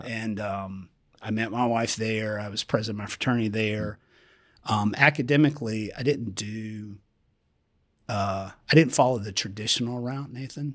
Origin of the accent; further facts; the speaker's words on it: Columbia, South Carolina, United States; I grew up in Columbia, South Carolina